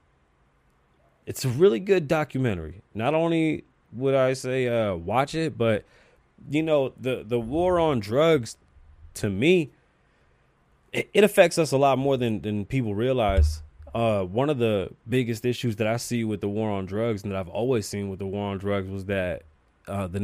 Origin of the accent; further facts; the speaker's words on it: United States; as an American